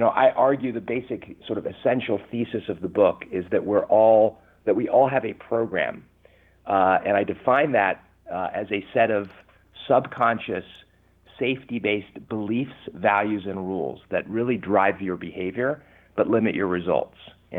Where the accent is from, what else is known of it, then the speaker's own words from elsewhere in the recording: California, United States; accent: English; also born or lived in London, United Kingdom; I was 8 years old when I came to the U.S. I was born in London, England, and I can tell you, you know, at age 8, having an English accent in Southern California is not very cool.